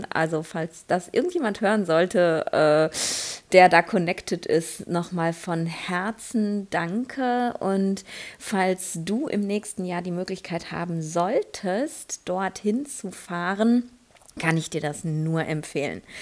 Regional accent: Essen, North Rhine-Westphalia, Germany; ich habe hier in Essen, wo ich gerade bin, in meiner Heimatstadt, äh, gibt es ein indisches Restaurant

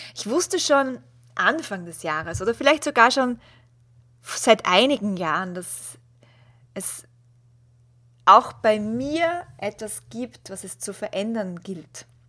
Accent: Austria; als Österreicherin

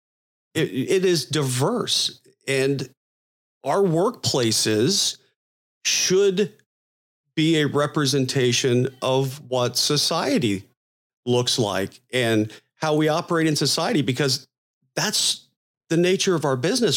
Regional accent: Florida, United States; I'm from Florida

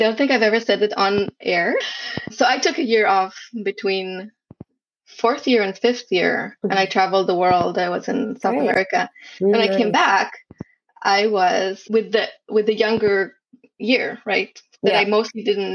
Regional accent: Israel; English is a second language; moved away as an adult; also born or lived in London, United Kingdom; now in United States; I was born and raised in Israel for the most part.

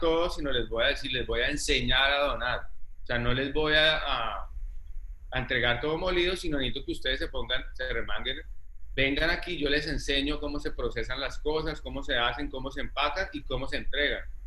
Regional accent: Ibagué, Tolima, Colombia; moved away as an adult; also born or lived in Spain; now in Cartagena, Colombia; yo nací en Ibagué, eh, luego me fui, viví toda mi infancia, digamos, en Ibagué

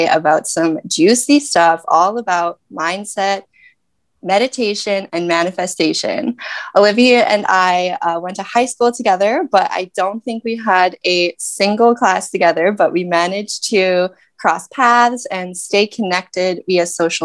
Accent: Canada; I'm from Canada

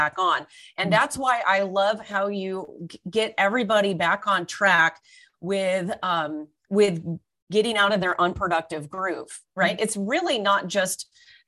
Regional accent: Orange County, California, United States; now in Toronto, Canada; I was born and raised in California in Orange County. I'm now based in Toronto

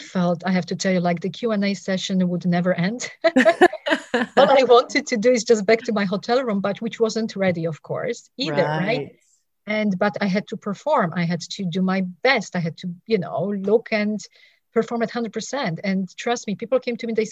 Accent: Poland; also born or lived in England; now in United States; I was living in England. I'm originally from Poland

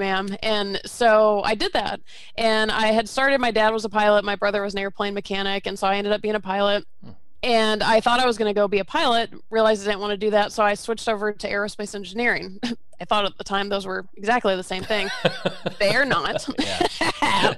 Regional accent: Georgia, United States; also born or lived in Florida; I was born in Florida, but I grew up in Georgia

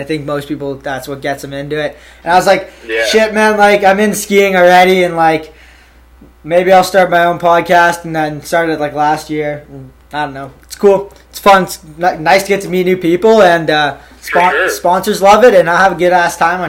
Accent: Ontario, Canada; now in Calgary, Canada; No, I'm in Calgary right now, and I'm from Ontario.

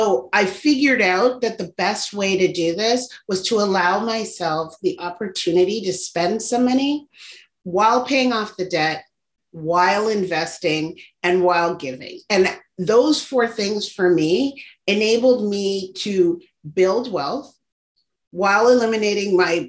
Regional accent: Toronto, Ontario, Canada; I was born and raised in Toronto, Canada, and my parents were immigrants from Barbados.

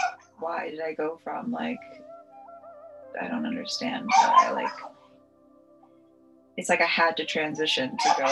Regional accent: Long Beach, United States; I was actually born there.

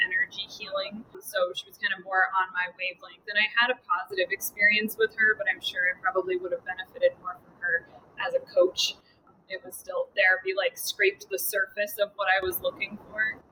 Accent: Connecticut, United States; moved away as an adult; now in Massachusetts, United States; I grew up in Connecticut as well

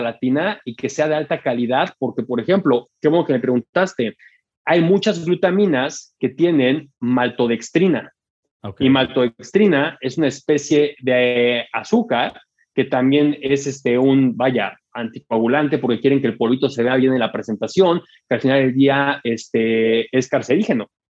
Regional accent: Mexico; a mí como mexicano

